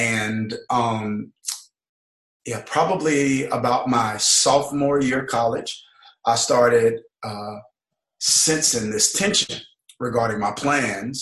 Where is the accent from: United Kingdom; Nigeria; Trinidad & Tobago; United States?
United States; Mississippi; Born and raised in Mississippi. Many people don't know that. Grew up in a small town in Mississippi.